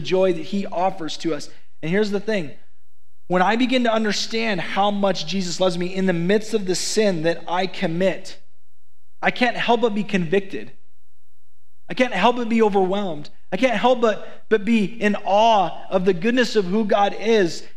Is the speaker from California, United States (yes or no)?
no; Idaho, United States; I'm from Idaho.